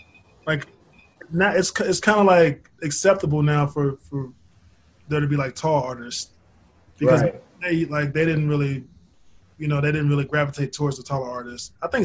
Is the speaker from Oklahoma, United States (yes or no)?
yes; Oklahoma City, Oklahoma, United States; I'm from Oklahoma City.